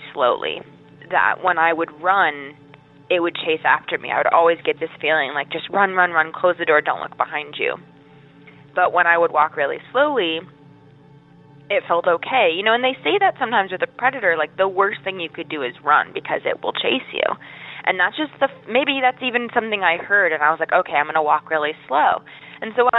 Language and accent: English; Statesboro, Georgia, United States; moved away as an adult; now in Appalachia, United States; I finished high school and college in that area, so I was there for many years